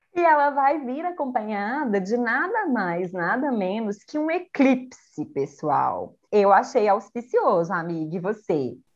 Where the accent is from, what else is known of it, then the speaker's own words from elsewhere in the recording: Brazil; a gente é brasileiro não desiste nunca